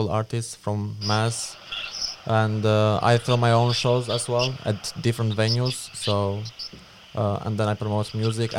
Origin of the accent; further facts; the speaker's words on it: Albania; moved away as an adult; now in United States; I'm from Albania. I just moved to the US 2 years ago.